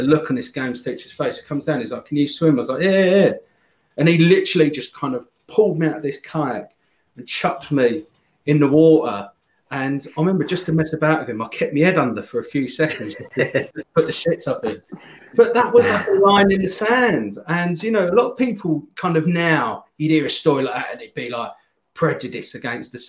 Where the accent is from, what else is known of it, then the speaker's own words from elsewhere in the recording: Ashford, South East England, United Kingdom; also born or lived in Croydon; I was born in Croydon, and we lived there up until I was kind of, I think I was about three or something, and then mum and dad, my dad moved to Ashford in Kent